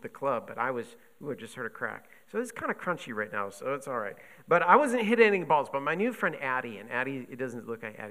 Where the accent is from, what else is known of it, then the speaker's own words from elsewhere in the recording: Buffalo, New York, United States; moved away; I grew up in Buffalo